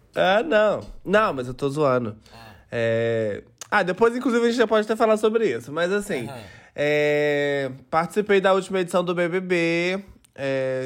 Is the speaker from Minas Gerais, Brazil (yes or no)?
yes; interior of Minas Gerais, Brazil; eu sou uma gayzinha do interior de Minas Gerais.